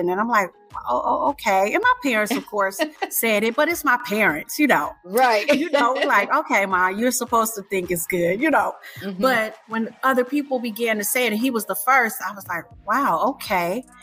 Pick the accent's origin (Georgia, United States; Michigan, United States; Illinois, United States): Michigan, United States; Detroit; I'm from Detroit or the Detroit metro area, the home of the …, …, ins and all